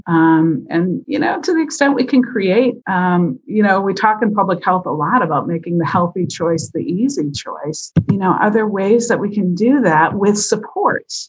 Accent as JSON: {"language": "English", "region": "Wisconsin", "country": "United States", "tie": "born or raised there", "said": "I grew up in Wisconsin"}